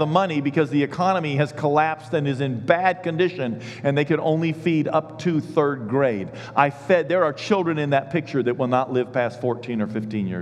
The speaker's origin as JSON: {"language": "English", "town": "Richmond", "region": "Kentucky", "country": "United States", "said": "I'm from Kentucky"}